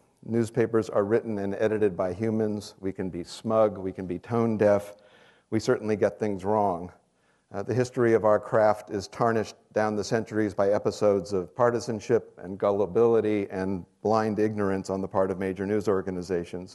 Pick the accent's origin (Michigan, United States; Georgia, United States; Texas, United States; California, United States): California, United States; San Mateo; moved away as an adult; also born or lived in Stanford, California; now in New York, United States; I was born here in the University Hospital, and I grew up in San Mateo, a few miles up the peninsula.